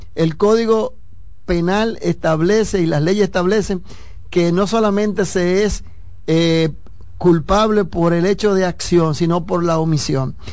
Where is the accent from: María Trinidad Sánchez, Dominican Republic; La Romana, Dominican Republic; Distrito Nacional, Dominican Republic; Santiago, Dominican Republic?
María Trinidad Sánchez, Dominican Republic; Nagua; yo soy de Nagua